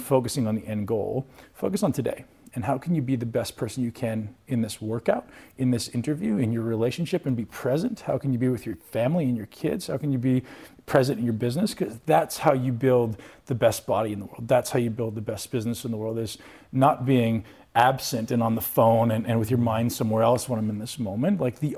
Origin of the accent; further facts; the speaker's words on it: Canada; I didn't come from the financial background. I came from Canada.